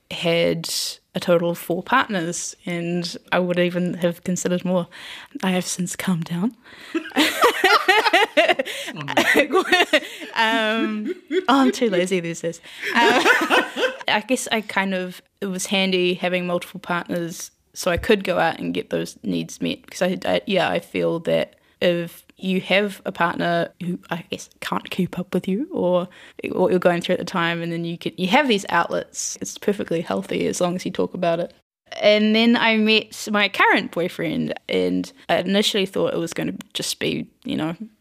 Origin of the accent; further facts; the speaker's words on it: Wairarapa, Wellington, New Zealand; moved away as an adult; I was born in Wellington and then moved to the Wairarapa until I was about 18